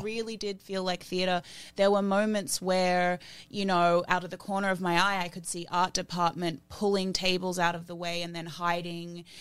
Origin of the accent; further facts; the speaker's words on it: Australia; growing up in Australia, in that industry, I didn't look like anyone.